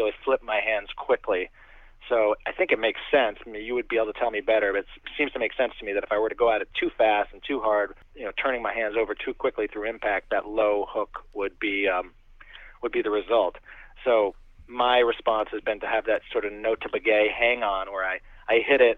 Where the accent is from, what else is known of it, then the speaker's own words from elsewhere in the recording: New England, United States; I grew up in the New England area playing hockey and baseball